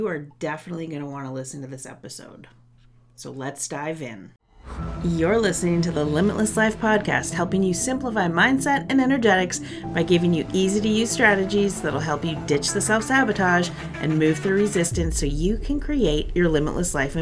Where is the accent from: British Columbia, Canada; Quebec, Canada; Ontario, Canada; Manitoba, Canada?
Ontario, Canada; Guelph; my hometown of Guelph